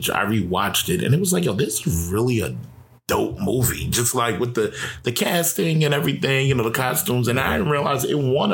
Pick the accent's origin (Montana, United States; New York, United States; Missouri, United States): New York, United States; growing up in New York